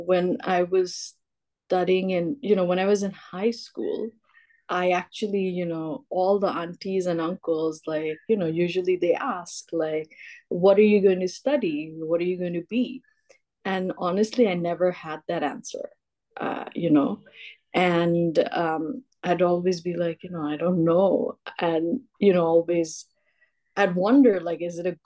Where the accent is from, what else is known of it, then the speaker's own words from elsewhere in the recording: Bangladesh; also born or lived in Los Angeles, United States; I was born and brought up in Bangladesh